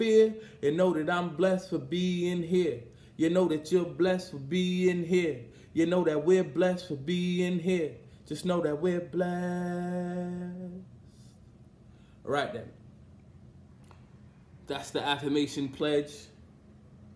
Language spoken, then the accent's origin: English; New York City, New York, United States; I'm from Brownsville, and at the time I was living in my mom's crib